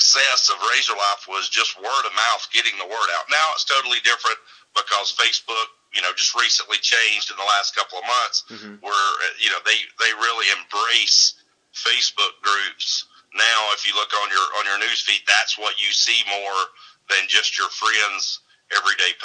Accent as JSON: {"language": "English", "town": "Mount Olive", "region": "Alabama", "country": "United States", "said": "I'm from Mount Olive, Alabama"}